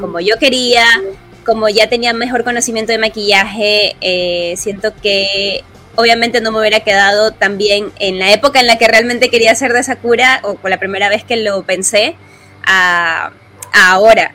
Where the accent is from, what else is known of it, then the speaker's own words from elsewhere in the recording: Guayaquil, Guayas, Ecuador; soy cosplayer de Guayaquil, Ecuador